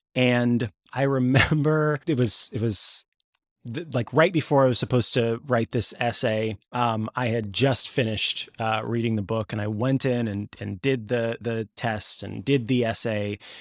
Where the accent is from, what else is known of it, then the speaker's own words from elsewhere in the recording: Missouri, United States; I grew up in Missouri